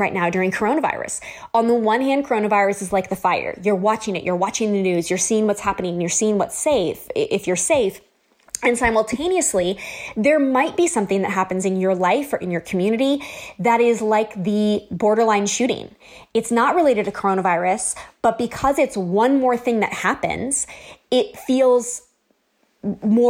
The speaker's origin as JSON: {"language": "English", "region": "Southern California", "country": "United States", "tie": "born or raised there", "said": "We've lived in Southern California my whole life"}